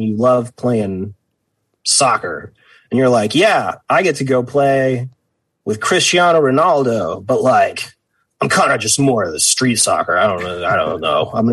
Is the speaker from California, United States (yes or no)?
yes; Vacaville, California, United States; I grew up in Vacaville